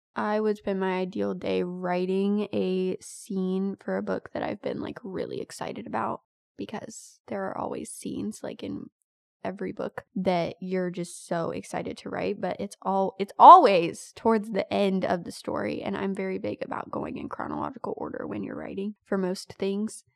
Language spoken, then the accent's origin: English; United States; I am American to the bone